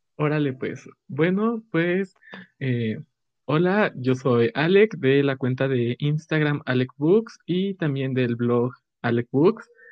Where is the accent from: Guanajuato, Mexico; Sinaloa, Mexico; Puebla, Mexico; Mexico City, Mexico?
Mexico City, Mexico; de la Ciudad de México